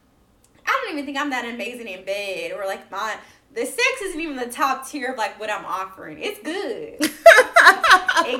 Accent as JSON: {"language": "English", "region": "the South", "country": "United States", "tie": "born or raised there", "said": "I grew up in the South."}